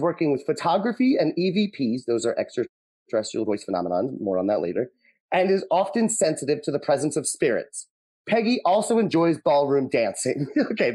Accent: Hampton Bays, New York, United States; Hampton Bays, where I'm from, my hometown

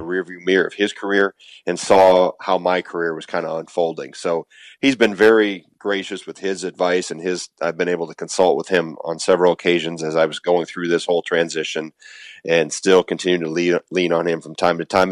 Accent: Wisconsin, United States; not leave my home state

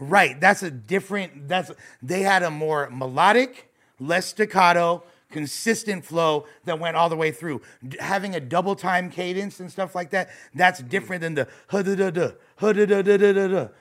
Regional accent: Los Angeles, California, United States; I'm born and raised in West Los Angeles

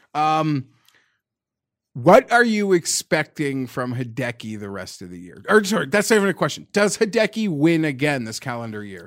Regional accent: Canada; I'm Canadian

